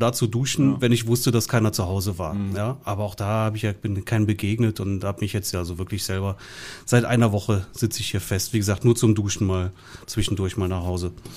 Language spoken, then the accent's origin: German; southwest Germany, Germany; bei uns im Süden